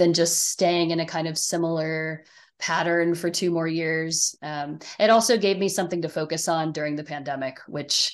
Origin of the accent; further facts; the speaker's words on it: Ohio, United States; Growing up in Ohio